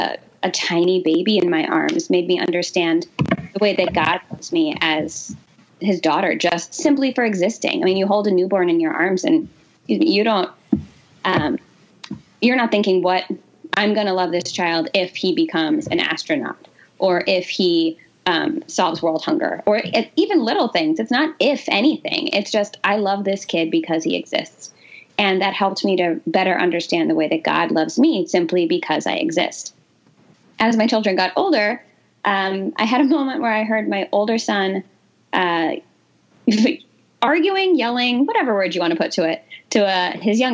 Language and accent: English; New Jersey, United States; So I grew up in New Jersey.